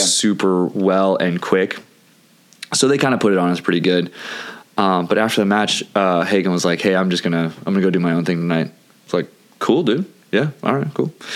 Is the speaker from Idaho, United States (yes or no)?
no; California, United States; accent: California; also born or lived in Santa Cruz; Lisa says I have a California accent